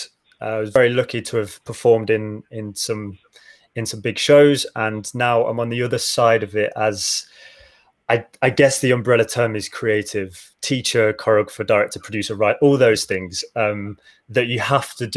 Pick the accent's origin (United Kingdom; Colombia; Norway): United Kingdom; Midlands; I grew up in the Midlands.